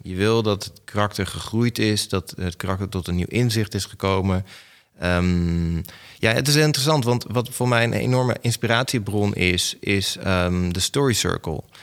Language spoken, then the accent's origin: Dutch; Enschede, Overijssel, Netherlands; also born or lived in Gelderland; De eerste vijf jaar van mijn leven heb ik in Gelderland gewoond. En toen ben ik verhuisd naar Enschede, waar dus de desbetreffende videotheek was